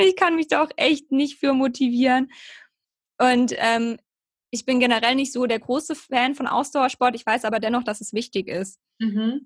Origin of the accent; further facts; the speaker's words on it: near Heidelberg, Baden-Württemberg, Germany; Ich komme aus der Nähe von Heidelberg, ähm, genau im Süden von Deutschland